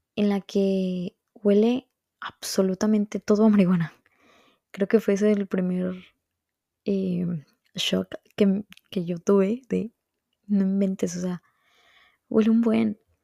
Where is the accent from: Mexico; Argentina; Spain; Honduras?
Mexico; Veracruz; moved away as an adult; now in Montreal, Canada; Veracruz, que es de donde yo soy